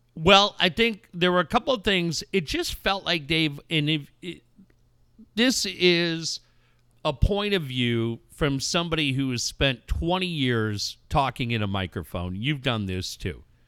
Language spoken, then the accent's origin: English; Cardiff-by-the-Sea, California, United States; growing up in Cardiff and being lucky enough to be living